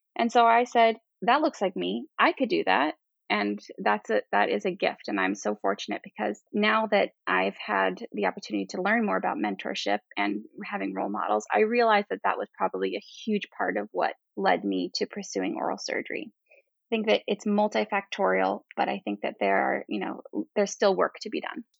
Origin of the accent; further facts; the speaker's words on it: Miami, Florida, United States; moved away as an adult; also born or lived in New York; now in Michigan, United States; I'm from Miami, Florida